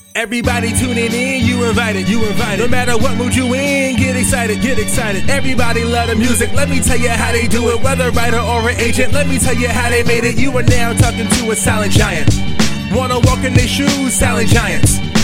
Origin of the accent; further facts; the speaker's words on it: Richmond, Virginia, United States; I'm from Virginia